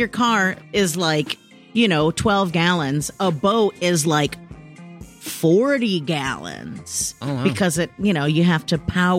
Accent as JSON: {"language": "English", "town": "Rochester Hills", "region": "Michigan", "country": "United States", "tie": "born or raised there", "said": "Mm-hmm, mm-hmm. I grew up in Michigan."}